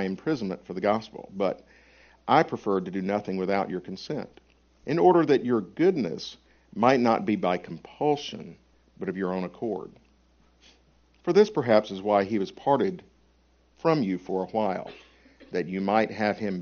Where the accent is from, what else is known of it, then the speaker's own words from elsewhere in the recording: Alabama, United States; accent: Alabamanese; I'm from Alabama, so the pronunciation may be Alabamanese